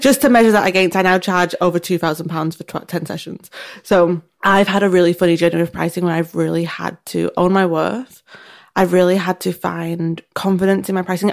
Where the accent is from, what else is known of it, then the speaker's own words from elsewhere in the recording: United Kingdom; we're British